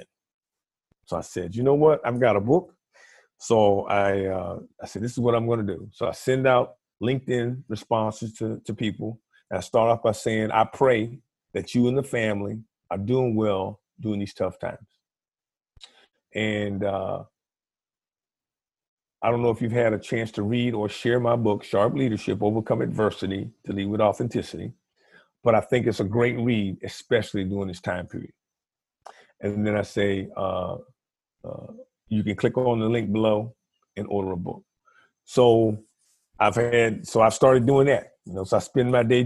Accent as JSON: {"language": "English", "region": "Virginia", "country": "United States", "tie": "born or raised there", "also_born_or_lived": "Washington, D.C.", "said": "I grew up in Virginia. I moved from Washington, D.C., a all-black environment"}